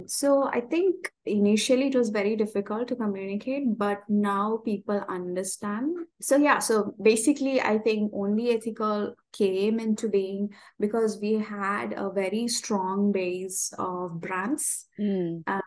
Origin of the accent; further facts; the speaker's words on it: Kerala, India; now in Dubai, United Arab Emirates; I'm originally from India. I'm, I'm from Kerala and I live here with uh, in Dubai